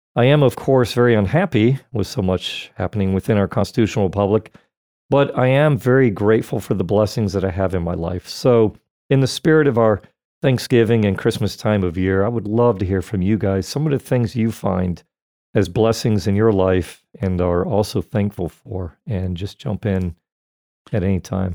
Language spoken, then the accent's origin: English; Florida, United States; born and raised in Florida